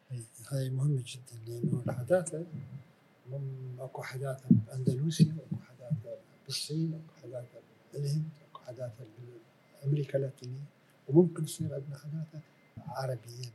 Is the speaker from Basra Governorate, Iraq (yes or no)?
yes; Basra, Basra Governorate, Iraq; moved away; also born or lived in Europe; أنا أظل عراقي من بصرة.